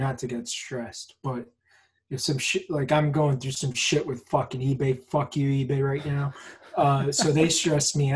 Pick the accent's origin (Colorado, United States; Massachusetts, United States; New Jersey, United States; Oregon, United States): New Jersey, United States; Budd Lake; Shout out to the Bud Lake Cartel. That's my hometown in New Jersey